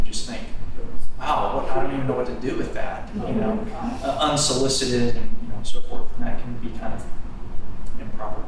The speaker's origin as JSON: {"language": "English", "town": "New Braunfels", "region": "Texas", "country": "United States", "said": "I'm from New Braunfels, Texas. I'm, in church work"}